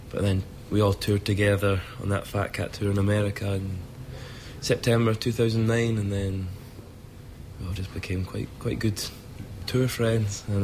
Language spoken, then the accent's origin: English; Scotland, United Kingdom; accent: Scottish; being Scottish doesn't. I never think about being Scottish.